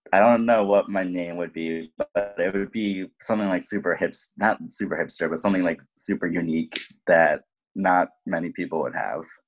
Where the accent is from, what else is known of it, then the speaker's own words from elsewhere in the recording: lower Hudson Valley, New York, United States; also born or lived in Bronx, New York; I am from the Bronx originally, uh, but I mainly grew up in the lower Hudson Valley region, so near Bear Mountain